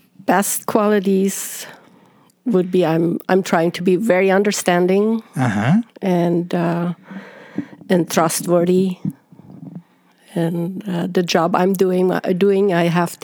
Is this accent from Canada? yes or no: no; Paraguay; moved away; I grew up in Paraguay on a big farm.